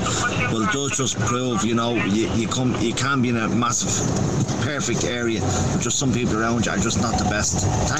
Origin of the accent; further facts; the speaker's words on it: Dublin, Leinster, Ireland; I grew up in Ballyferma